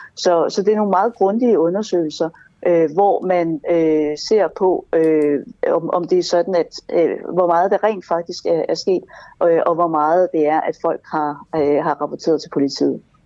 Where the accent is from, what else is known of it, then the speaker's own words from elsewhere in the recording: Jutland, Denmark; now in Copenhagen, Denmark; der i Jylland, hvor jeg kommer fra